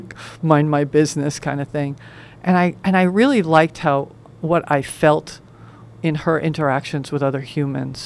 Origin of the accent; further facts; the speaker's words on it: New York, United States; where I grew up in New York